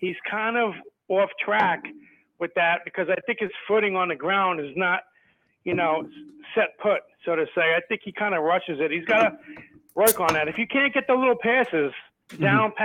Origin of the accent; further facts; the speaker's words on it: New York City, New York, United States; I'm from Staten Island, New York.